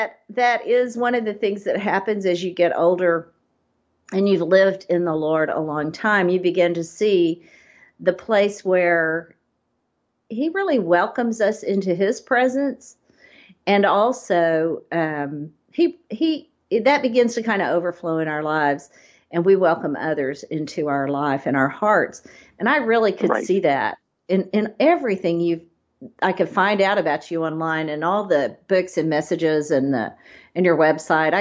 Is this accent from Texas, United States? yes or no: yes; Texas, United States; I'm a Texan